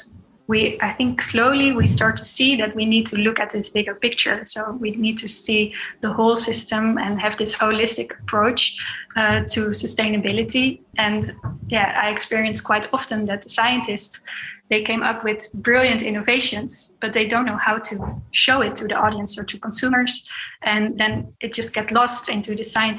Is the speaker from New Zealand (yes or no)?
no; The Hague, South Holland, Netherlands; I grew up in The Hague, near to the beach.